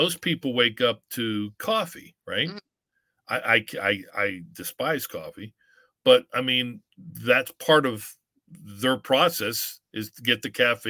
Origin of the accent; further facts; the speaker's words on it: Pittsburgh, Pennsylvania, United States; I'm from Pittsburgh. We don't say soda. We say pop.